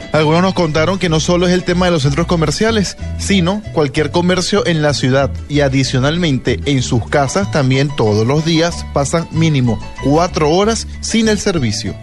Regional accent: Venezuela; also born or lived in Caracas; soy venezolano y, vivo en Caracas y vivo en este país

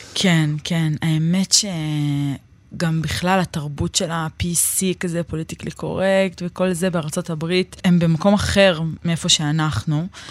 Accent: Neve Shalom, Jerusalem District, Israel; אני גדלתי בנווה שלום

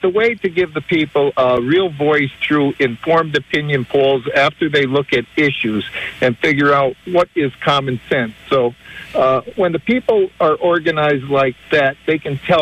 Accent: Springbrook Township, Pennsylvania, United States; I born and raised in Springbrook Township. I've lived there my entire life

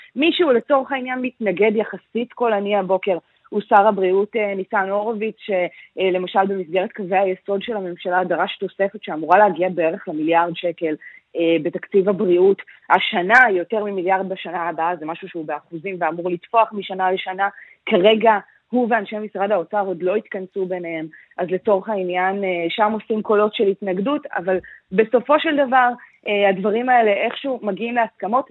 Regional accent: Israel; אני גדלתי במקום שיש בו מגרש אה, בייסבול, ממש כאן בישראל

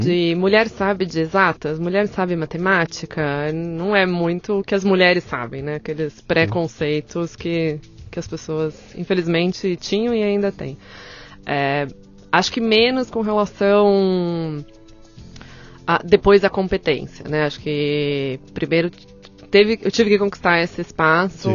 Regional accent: São Paulo, Brazil; eu tenho 37 anos, e eu sou de São Paulo

